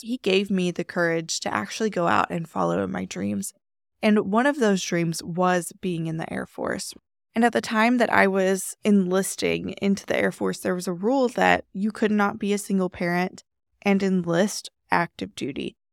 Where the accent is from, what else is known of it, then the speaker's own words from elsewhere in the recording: Texas, United States; moved away as an adult; also born or lived in Washington State; I'm from Texas